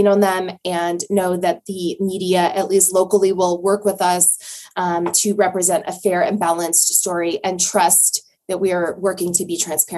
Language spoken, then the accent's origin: English; Reno, Nevada, United States; I grew up in the Reno area